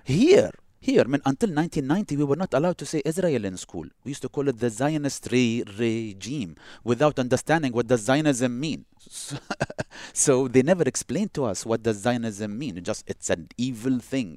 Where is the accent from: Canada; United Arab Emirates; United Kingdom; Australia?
United Arab Emirates; also born or lived in Boston, United States